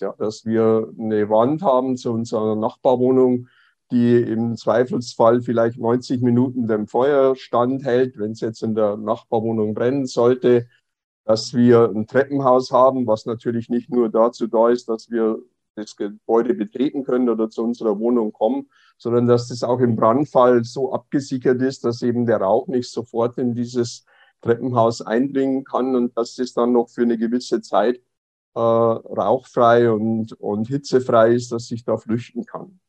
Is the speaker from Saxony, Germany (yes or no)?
no; Passau, Bavaria, Germany; moved away as an adult; now in Berlin, Germany; in Passau äh, meine Heimatstadt